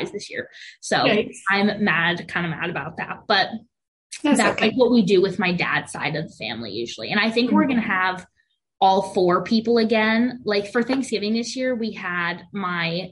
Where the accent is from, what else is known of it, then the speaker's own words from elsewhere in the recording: United States; we are very white, very American for many generations